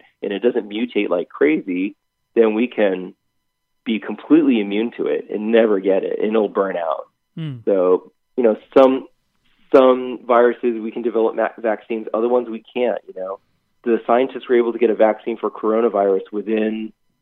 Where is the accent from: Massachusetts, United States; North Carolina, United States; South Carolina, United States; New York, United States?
Massachusetts, United States; Boston; moved away; I grew up in Boston, was there for 30 years, diehard Patriots fan.